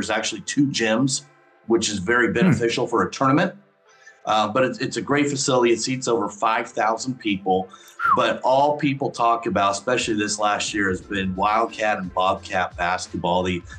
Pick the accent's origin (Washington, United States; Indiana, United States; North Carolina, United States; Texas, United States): Indiana, United States; Kokomo; But this is my hometown. I grew up here, went to college at Ball State, lived in Southern Indiana for a couple of years, but I've been back for about 13 years now.